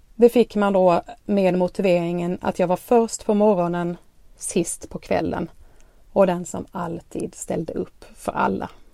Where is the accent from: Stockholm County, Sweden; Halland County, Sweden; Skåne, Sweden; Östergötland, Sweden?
Skåne, Sweden; accent: Skåne dialect; bor i Skåne som ni säkert har hört på dialekten